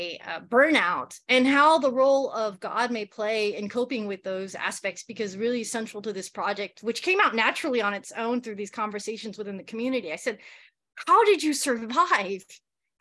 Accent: Virginia Beach, Virginia, United States; my hometown in Virginia Beach

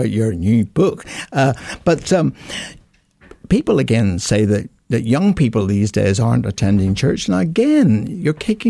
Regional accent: Ireland; I'm Irish

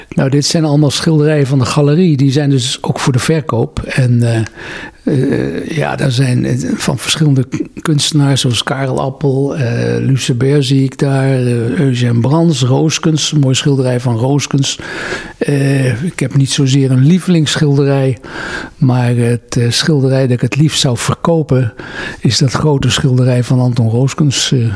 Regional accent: Netherlands; also born or lived in Engelberg, Switzerland; Ik ben in Nederland opgegroeid. Ik heb hier mijn hele leven doorgebracht

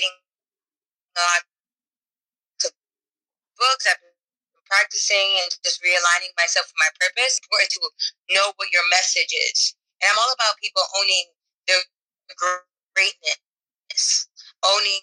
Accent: New York, United States; I'm Afro-Latina, so I'm Dominican, I'm Haitian, I'm from New York

